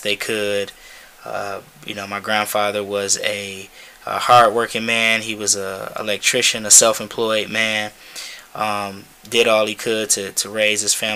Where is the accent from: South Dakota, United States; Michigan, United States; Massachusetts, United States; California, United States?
Michigan, United States; Detroit; born and raised in Detroit